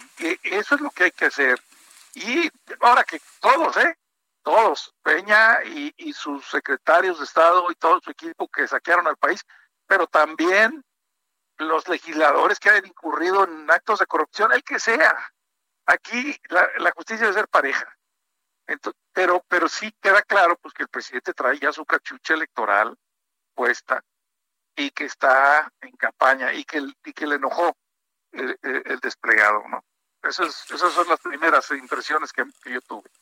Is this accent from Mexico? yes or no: yes; Monterrey, Nuevo León, Mexico; now in Mexico City, Mexico; confinado en Monterrey, en mi tierra